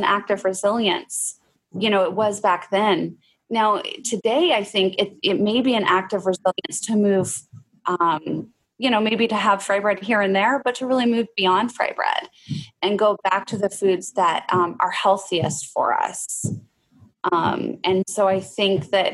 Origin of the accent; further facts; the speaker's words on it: Oregon, United States; moved away; I did grow up having fry bread. I grew up in Oregon, actually